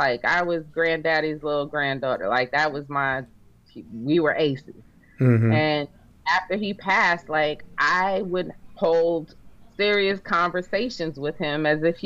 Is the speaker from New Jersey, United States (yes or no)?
yes; New Jersey, United States; growing up in Jersey